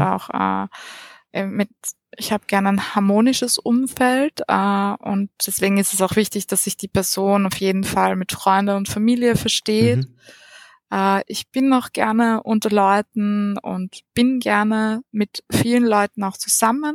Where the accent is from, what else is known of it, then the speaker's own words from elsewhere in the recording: Vienna, Austria; also born or lived in Lower Austria / Munich / Salzburg; aufgewachsen bin ich am Rand von Wien